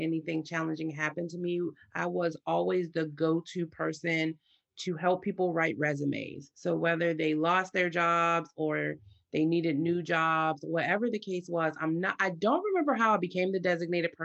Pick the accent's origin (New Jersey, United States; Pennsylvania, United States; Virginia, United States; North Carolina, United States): Pennsylvania, United States; Pittsburgh; So I'm from Pittsburgh, Pennsylvania, so in the United States